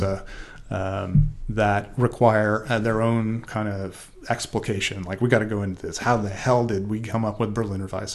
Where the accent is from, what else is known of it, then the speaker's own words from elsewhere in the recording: Oregon, United States; also born or lived in Wisconsin; we're from Oregon, and we know that that's pronounced Willamette